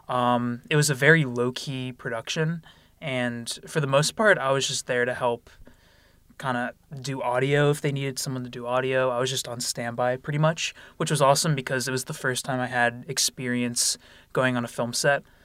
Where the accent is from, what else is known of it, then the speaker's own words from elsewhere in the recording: Lansdale, Pennsylvania, United States; I'm from Lansdale, Pennsylvania. That's about forty minutes north of Philadelphia. Um, I went to North Penn High School